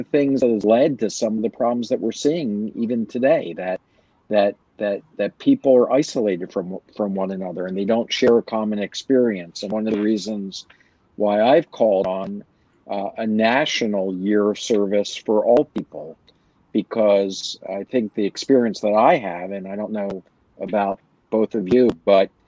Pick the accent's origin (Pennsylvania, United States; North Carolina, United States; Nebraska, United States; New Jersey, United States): Pennsylvania, United States; Philadelphia; also born or lived in Fort Sheridan, Illinois; I was born in Fort Sheridan, where my dad was serving. He was a captain in the Army, and we moved to Philadelphia, where my mother was from. Of course, my dad felt like better to have her closer to her family. And it was a great place to grow up